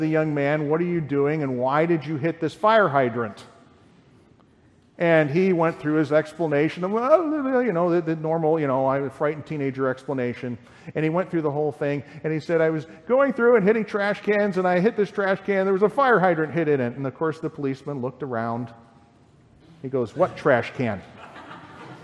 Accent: Lyle, United States; I grew up in Lyle, in a nice, quiet community there

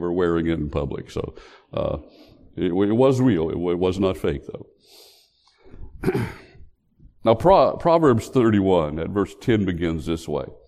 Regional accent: West Virginia, United States; my home state

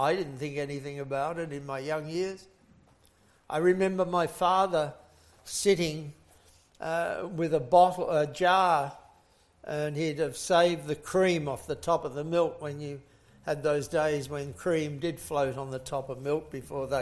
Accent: England, United Kingdom; I was born in England in the very middle of the Second World War

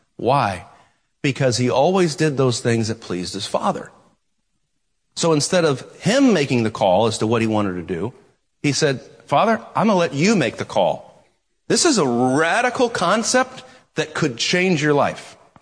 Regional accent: United States; American Christians

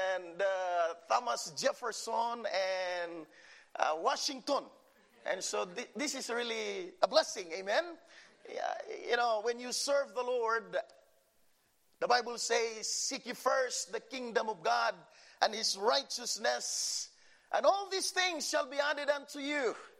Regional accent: Philippines; English is a second language; moved away; I came from the Philippines

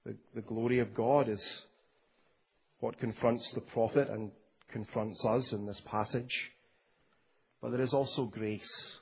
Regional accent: Scotland, United Kingdom; When I was growing up in Scotland

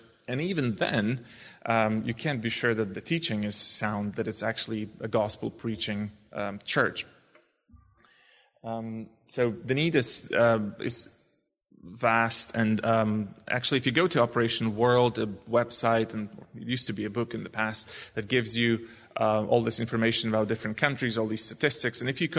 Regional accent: Lviv, Lviv Oblast, Ukraine; English is a second language; moved away as an adult; now in Krakow, Poland; I'm 34 years old. I was born in Lviv, Ukraine. It was Soviet Union at the time. And it's former Polish territory, so Polish is still quite common. I've always spoken Polish.

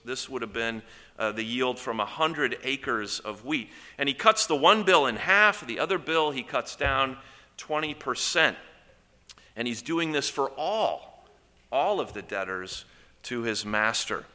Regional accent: Columbus, Indiana, United States; I grew up in Columbus, Indiana

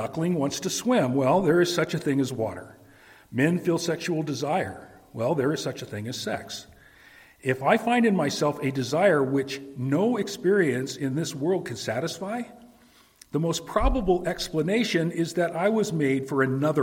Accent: Reno, Nevada, United States; growing up in Reno

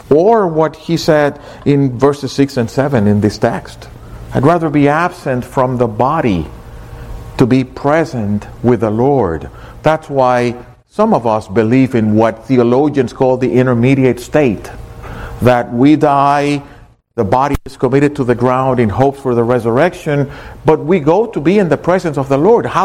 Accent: Miami, Florida, United States; I wish you would see people over in other places when you tell them, I come from Miami.

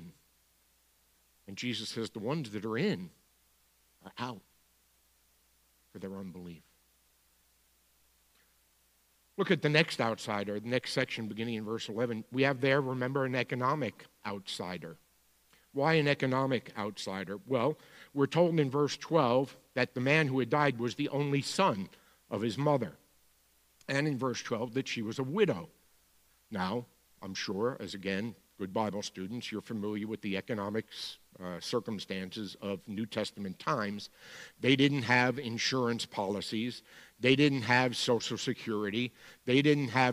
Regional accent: New York City, New York, United States; accent: Bronx; my Bronx accent

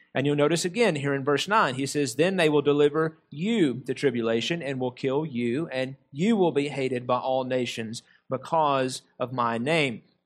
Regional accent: United States; us as American Christians

